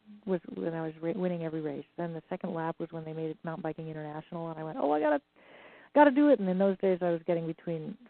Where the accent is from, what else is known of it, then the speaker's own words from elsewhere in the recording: Ireland; I'm Irish